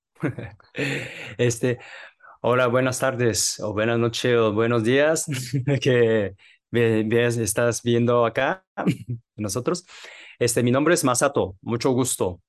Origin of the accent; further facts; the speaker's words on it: Japan; Spanish is a second language; moved away as an adult; now in Mexico; yo soy japonés